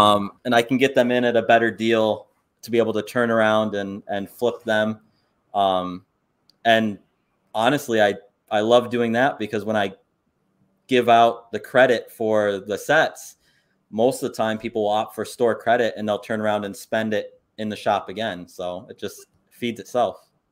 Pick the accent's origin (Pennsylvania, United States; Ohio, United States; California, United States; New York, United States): New York, United States; Saranac Lake; I'm from Saranac Lake, and one of our big tourist things that we have is we have a winter carnival